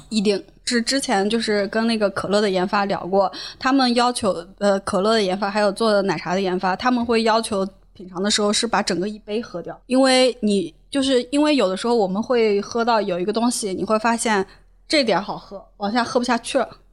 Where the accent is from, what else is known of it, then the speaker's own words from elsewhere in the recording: Shanxi, China; moved away as an adult; also born or lived in Wuxi; 我是山西人，然后就著名的碳水大神